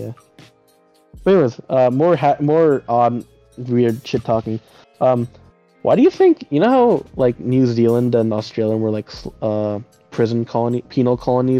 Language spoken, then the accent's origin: English; United States; accent: American; I think my accent's pretty boring, just because I grew up here